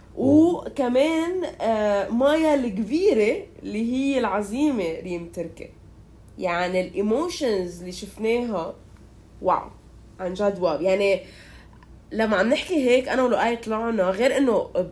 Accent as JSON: {"language": "Arabic", "country": "Lebanon", "said": "كلبنانية إنه نحن"}